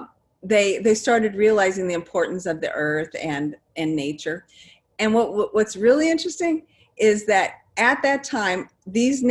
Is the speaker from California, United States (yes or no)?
no; New Jersey, United States; also born or lived in Nebraska; We were transferred to New Jersey from, you know, I was born in Nebraska